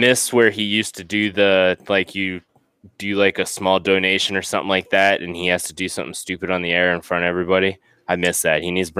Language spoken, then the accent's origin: English; North Dakota, United States; born there; I was born in North Dakota, man. That's not that I spent a lot of time there, but some of my family's still from up there, and they talk weird to us southern Midwest people.